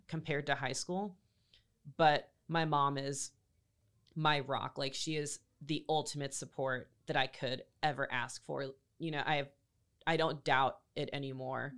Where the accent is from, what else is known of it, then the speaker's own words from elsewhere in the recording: Greenville, North Carolina, United States; also born or lived in Raleigh, North Carolina; I grew up in Greenville um, half my life, and then I grew up in Raleigh the other half